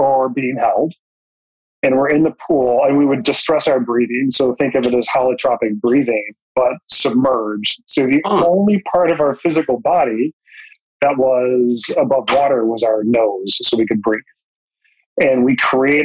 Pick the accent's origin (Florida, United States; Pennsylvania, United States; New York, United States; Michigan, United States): Michigan, United States; Jackson; I grew up in Jackson, Michigan